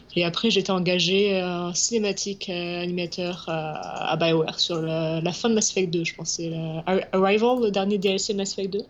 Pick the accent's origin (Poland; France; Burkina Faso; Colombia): France; southwest France; moved away as an adult; also born or lived in Paris, France; now in Montreal, Canada